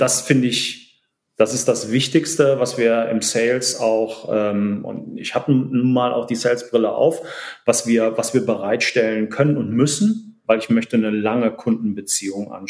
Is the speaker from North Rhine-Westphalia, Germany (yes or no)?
yes; Cologne, North Rhine-Westphalia, Germany; born there; Aber ja, wie du schon gesagt hast, äh, geboren in Köln.